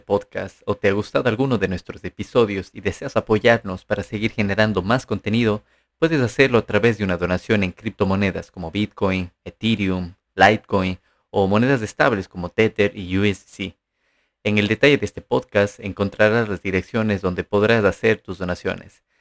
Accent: Ecuador; now in Barcelona, Spain; somos de Ecuador

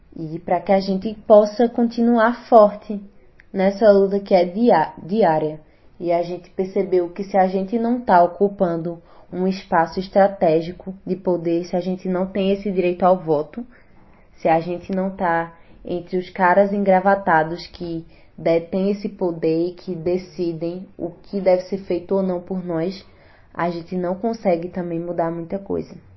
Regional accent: Garanhuns, Pernambuco, Brazil; sou natural aqui de Garanhuns

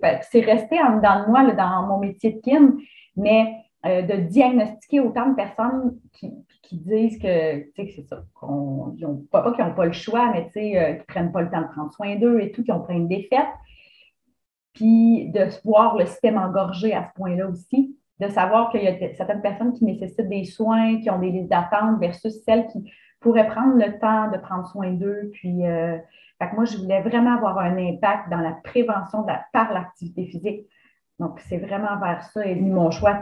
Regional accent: Mauricie, Quebec, Canada; also born or lived in Lanaudière; dans ma région en Mauricie. Et puis, j'ai quitté la Mauricie pendant plusieurs années

